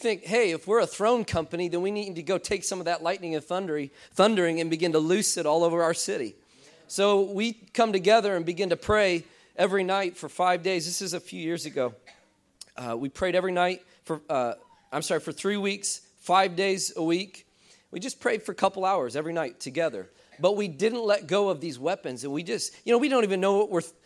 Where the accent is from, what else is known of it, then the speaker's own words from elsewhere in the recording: central Illinois, United States; I'm from Illinois. I'm from central Illinois.